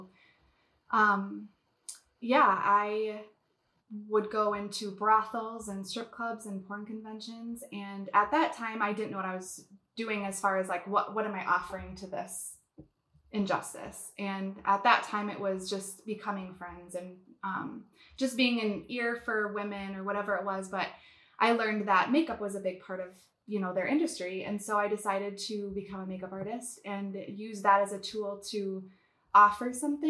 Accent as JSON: {"language": "English", "region": "Wisconsin", "country": "United States", "moved": "yes", "lives_now": "Minnesota, United States", "said": "I moved back to Minnesota, which is where I'm from Wisconsin. But I moved back where my family was here in Minnesota"}